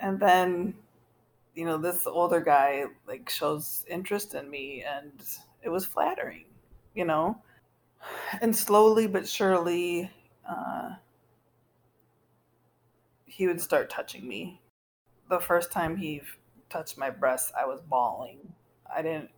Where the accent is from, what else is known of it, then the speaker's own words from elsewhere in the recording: Baraboo, Wisconsin, United States; I was adopted by a white couple at 6 days old, and I was raised in Baraboo